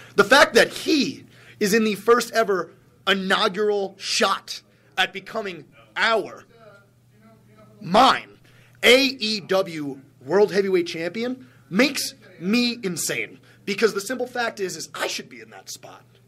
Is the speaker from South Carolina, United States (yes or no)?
no; Plainview, New York, United States; I am from Plainview, Long Island, New York